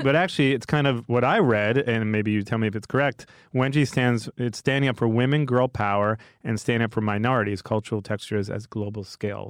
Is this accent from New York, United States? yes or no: yes; New York, United States; accent: New York; I'm from New York